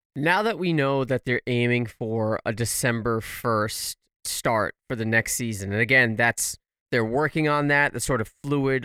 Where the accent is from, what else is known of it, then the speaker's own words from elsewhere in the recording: United States; as an American